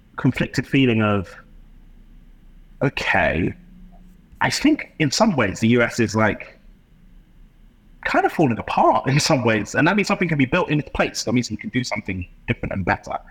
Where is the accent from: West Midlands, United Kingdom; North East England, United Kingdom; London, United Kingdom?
London, United Kingdom; my experience growing up in London